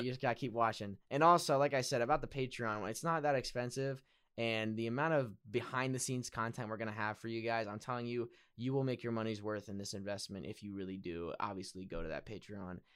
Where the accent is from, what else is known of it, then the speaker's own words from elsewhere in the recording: Pennsylvania, United States; I'm also from Pennsylvania